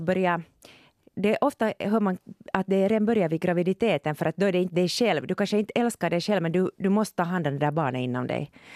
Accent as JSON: {"language": "Swedish", "country": "Finland", "tie": "born or raised there", "said": "jag är född i Finland"}